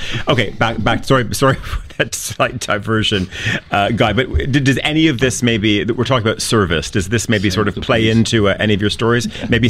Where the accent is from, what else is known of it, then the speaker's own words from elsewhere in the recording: Canada; moved away; I remember growing up in Canada